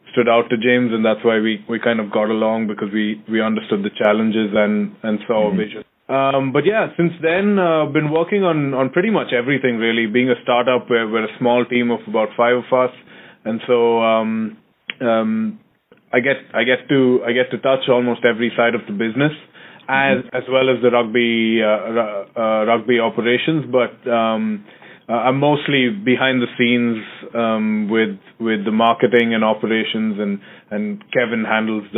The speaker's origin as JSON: {"language": "English", "country": "India", "also_born_or_lived": "Massachusetts, United States", "moved": "as an adult", "lives_now": "New York, United States", "said": "I'm from India originally, and I came over to UMass to study a sport management program, and then I came down to the city"}